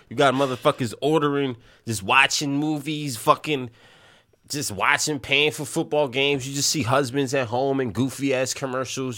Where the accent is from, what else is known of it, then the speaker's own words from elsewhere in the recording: New York City, New York, United States; we grew up in Little Italy, in the Bronx